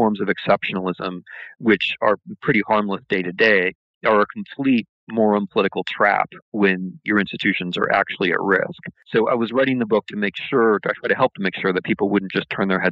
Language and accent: English; United States; I'm an American, I'm a historian